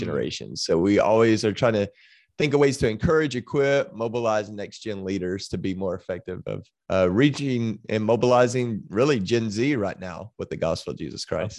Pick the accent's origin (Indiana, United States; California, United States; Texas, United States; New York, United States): Texas, United States; Waco; I grew up in Waco, Texas